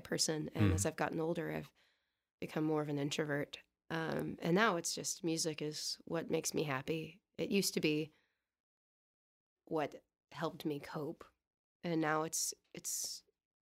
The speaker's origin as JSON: {"language": "English", "town": "Houston", "region": "Texas", "country": "United States", "moved": "yes", "said": "I'm from Houston, Texas, originally"}